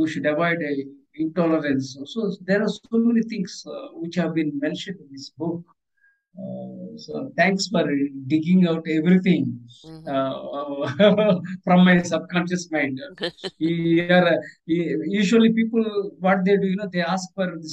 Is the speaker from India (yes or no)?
yes; India; accent: Indian; English is a second language; I am from Indian origin, and I speak in my native, not English language.